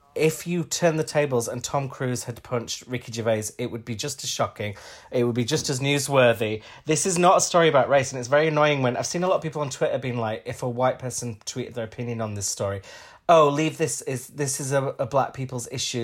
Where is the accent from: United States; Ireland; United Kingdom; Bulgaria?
United Kingdom; Huddersfield, Yorkshire and the Humber; we're both from Huddersfield